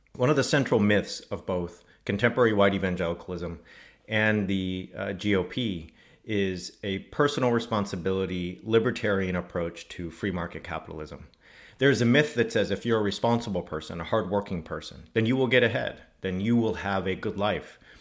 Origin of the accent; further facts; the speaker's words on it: California, United States; moved away; living in my home state of California